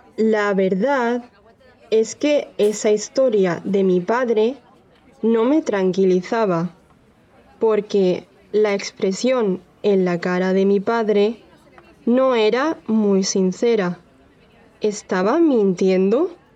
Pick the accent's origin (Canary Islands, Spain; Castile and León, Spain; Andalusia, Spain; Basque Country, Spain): Andalusia, Spain; soy de Andalucía, en el sur de España